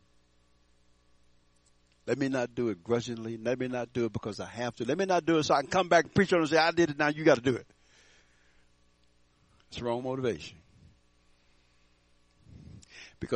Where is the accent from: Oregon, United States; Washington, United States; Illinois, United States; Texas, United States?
Texas, United States; Houston; now in Fort Collins, United States; I grew up in Houston, Texas